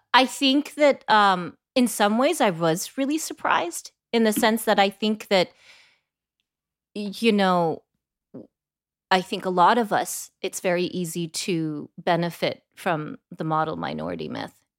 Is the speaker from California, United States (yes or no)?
yes; Bay Area, California, United States; I grew up in the Bay Area